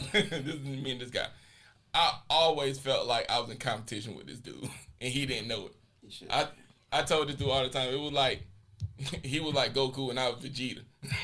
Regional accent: Laurinburg, North Carolina, United States; moved away as an adult; I always say I am from Laurinburg. I will Scotland County, 100%.

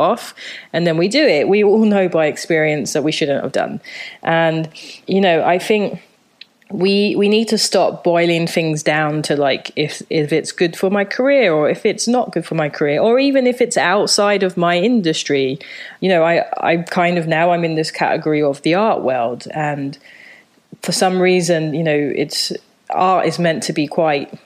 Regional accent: London, United Kingdom; born or raised there; moved away as an adult; also born or lived in Japan; now in New York, United States

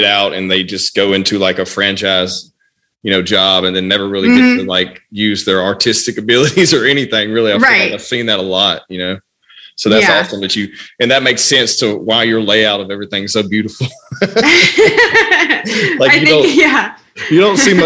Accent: Louisiana, United States; I'm from Louisiana

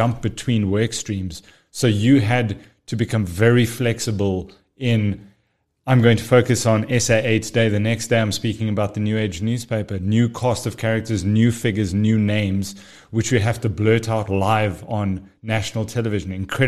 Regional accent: Pretoria, Gauteng, South Africa; born there; now in Johannesburg, South Africa; Born in Pretoria, lived most of my life overseas, got back to the country in 1998, went to university in Pretoria, and then made my way over to Joburg since about 2010 onwards.

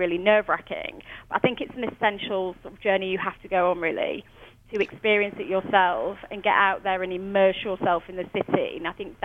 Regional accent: United Kingdom; moved away as an adult; now in New York, United States; as a British person

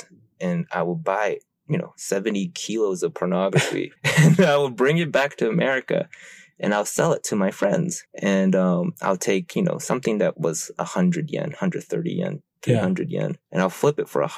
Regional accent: Japan; so I'm from Japan. So I'll go to Japan every summer and I'll go to school there.

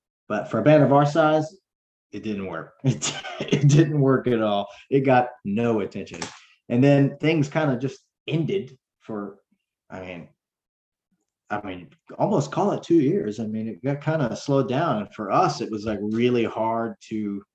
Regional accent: South Carolina, United States; we're from South Carolina

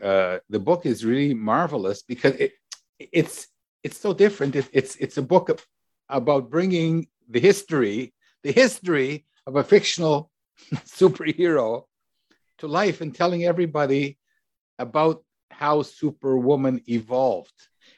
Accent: Canada; I'm from Canada. What are underoos?

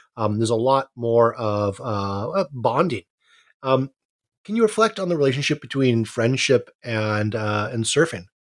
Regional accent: Hawaii, United States; I, I, I grew up in Hawaii, grew up, uh, on my dad's boat

